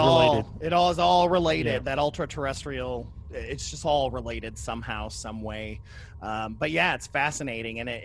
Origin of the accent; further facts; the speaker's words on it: Kentucky, United States; especially us living and growing up in Kentucky